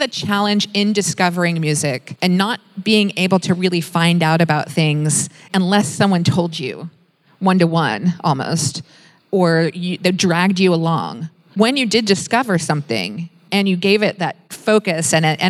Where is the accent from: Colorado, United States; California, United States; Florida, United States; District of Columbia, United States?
District of Columbia, United States; Washington; moved away; I come from Washington, D.C. It's the nation's capital